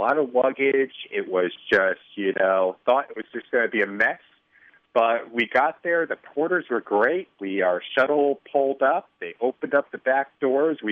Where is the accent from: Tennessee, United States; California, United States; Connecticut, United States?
Connecticut, United States; now in Chicago, United States; Originally from Connecticut.